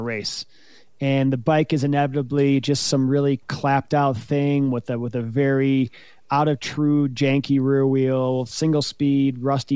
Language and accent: English; United States; as an American